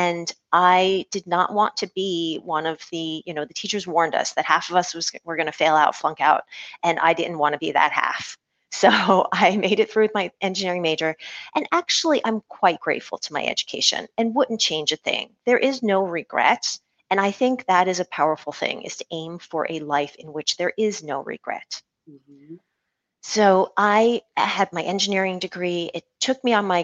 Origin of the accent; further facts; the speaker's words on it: United States; very American, having grown up here, and this is my home country